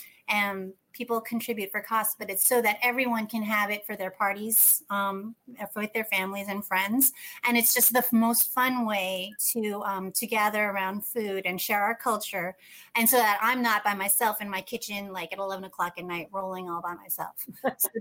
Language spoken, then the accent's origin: English; United States; I was born in the States